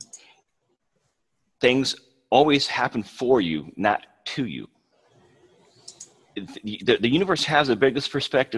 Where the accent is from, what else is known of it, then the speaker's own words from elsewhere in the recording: West Coast, United States; moved away as an adult; now in Oklahoma, United States; I'm from the West Coast